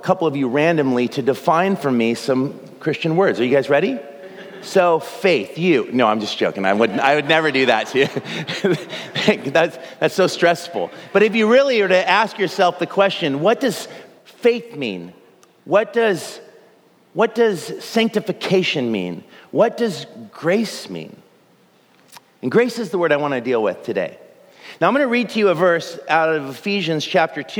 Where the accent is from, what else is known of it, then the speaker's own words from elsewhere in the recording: just outside of Portland, Oregon, United States; I grew up just outside of Portland